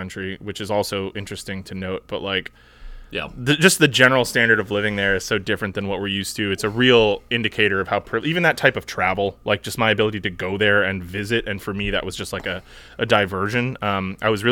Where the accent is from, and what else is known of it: United States